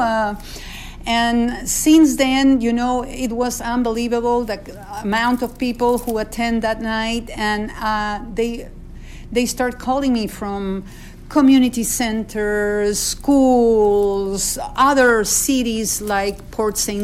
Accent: Peru; now in United States; I was born in Peru.

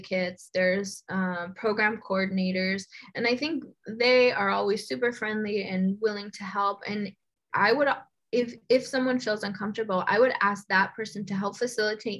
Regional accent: Los Angeles, California, United States; I was born and raised in Boyle Heights

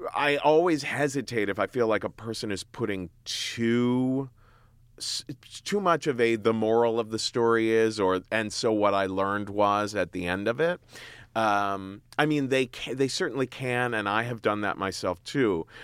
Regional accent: Cincinnati, Ohio, United States; moved away as an adult; now in New York, United States; I grew up in Cincinnati, Ohio

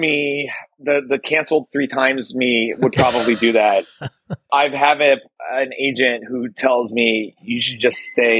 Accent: Woodbridge, New Jersey, United States; also born or lived in Daly City, California / South San Francisco, California; now in San Francisco, United States; I grew up in New Jersey, right? Mm. And around my neighborhood, it was Woodbridge is where I'm from. Okay. So it was Jewish and Italian and maybe Eastern European, like Hungarians.

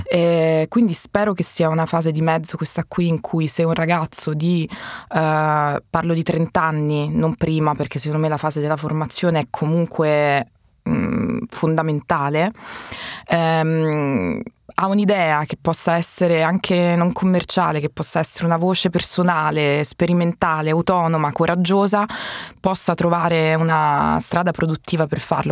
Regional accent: Sicily, Italy; sono siciliano

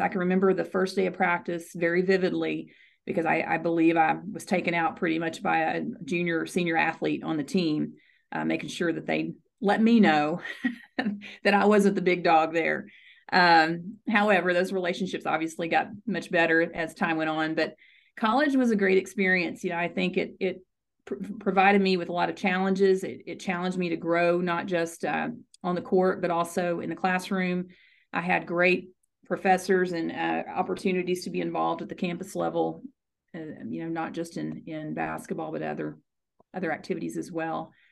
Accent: Arkansas, United States; born or raised there; moved away as an adult; also born or lived in Houston, Texas / Ohio; now in Frisco, United States

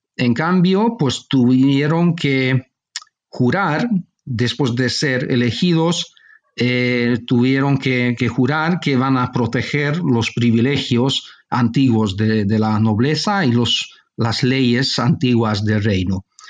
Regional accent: Budapest, Hungary; also born or lived in Barcelona, Spain; cuando era niño mis padres marcharon a vivir a Hungría y toda mi formación tuvo lugar en, en Hungría, en Budapest.

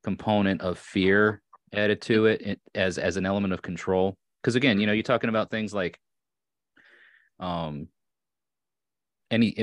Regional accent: Long Island, New York, United States; accent: Long Island; moved away as an adult; also born or lived in Orange County, New York / Hudson Valley, New York; now in Tennessee, United States; I was born and raised on Long Island. And sometimes, depending on how upset I am and or how much I've had to drink, the Long Island accent comes out a bit more

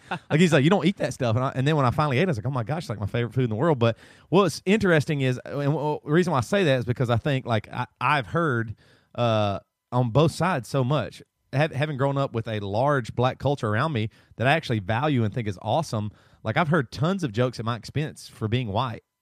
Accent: the South, United States; moved away; also born or lived in Seattle; I grew up in the South

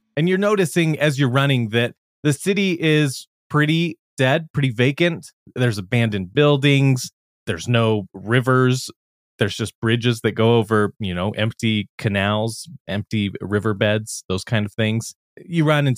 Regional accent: United States; I'm the American on there

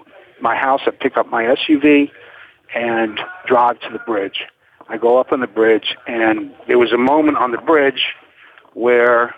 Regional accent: New Orleans, Louisiana, United States; moved away; I grew up in New Orleans

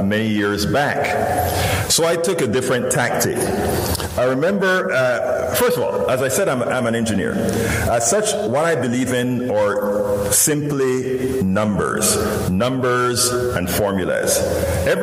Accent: Panama; now in United States; I'm originally from Central America, Panama, you know, that little peninsula, all the way in Central America

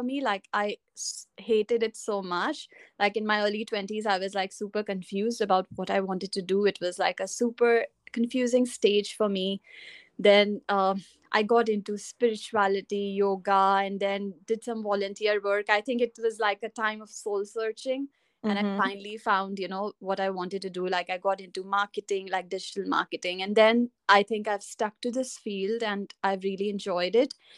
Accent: India; moved away as an adult; also born or lived in Dubai, United Arab Emirates; now in United Kingdom; I'm originally from India, and I lived in Dubai before

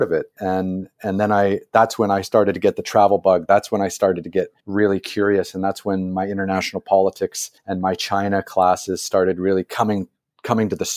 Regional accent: Canada; as a Canadian

